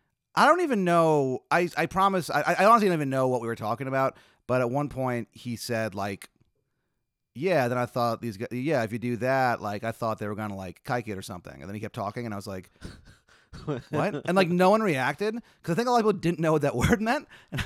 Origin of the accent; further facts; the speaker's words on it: El Salvador; I'm from El Salvador.